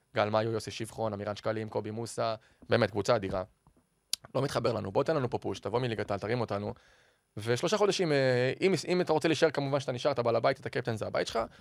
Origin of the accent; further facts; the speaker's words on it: Ramat HaSharon, Tel Aviv District, Israel; זה הבית שלי, גדלתי שם גם כילד בעיר